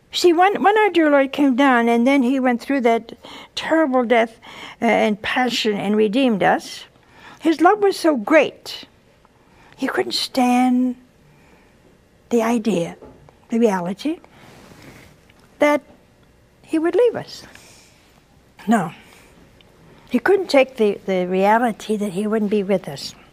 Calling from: Virginia, United States; I'm from Virginia.

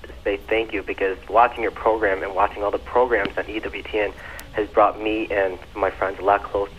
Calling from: Evergreen Park, Illinois, United States; I'm calling from Evergreen.

